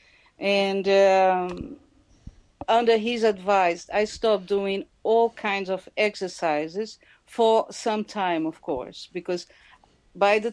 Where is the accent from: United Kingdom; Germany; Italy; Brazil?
Brazil; moved away; I come from Brazil